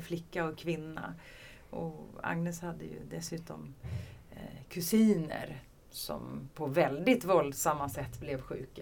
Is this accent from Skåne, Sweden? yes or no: yes; Skåne, Sweden; jag är ju från Skåne